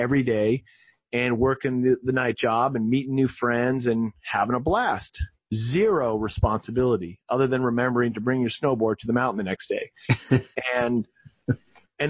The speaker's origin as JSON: {"language": "English", "region": "Massachusetts", "country": "United States", "tie": "born or raised there", "also_born_or_lived": "Utah", "moved": "as an adult", "said": "I grew up in Massachusetts"}